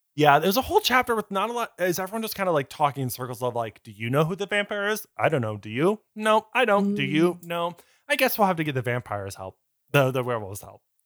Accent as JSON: {"language": "English", "country": "United States", "said": "as Americans in 2007"}